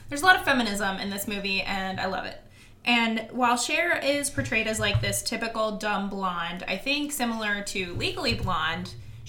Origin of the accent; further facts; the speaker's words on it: Kansas City, Missouri, United States; I am from Kansas City.